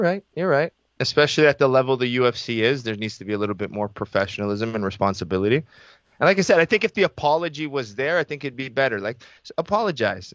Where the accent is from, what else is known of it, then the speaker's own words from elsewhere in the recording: Toronto, Ontario, Canada; I was born in Scarborough General Hospital. I went to school, elementary school in Scarborough, high school in Scarborough.